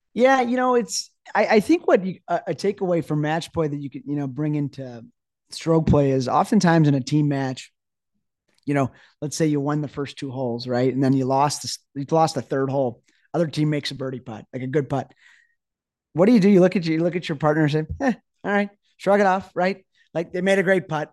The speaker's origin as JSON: {"language": "English", "country": "United States", "said": "As an American"}